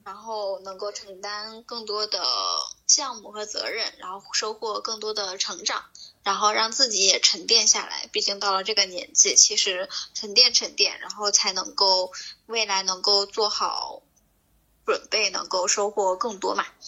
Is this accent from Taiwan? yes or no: no; Northeast China, China; moved away; 其实在东北，在我们老家，一般来说都是元宵节过后，大家开始就是正常地去上班